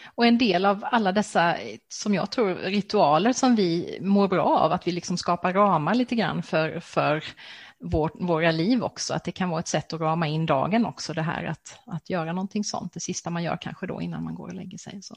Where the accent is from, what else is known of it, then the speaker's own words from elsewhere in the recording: Växjö, Kronoberg County, Sweden; Växjö stift, som har sitt säte i min hemstad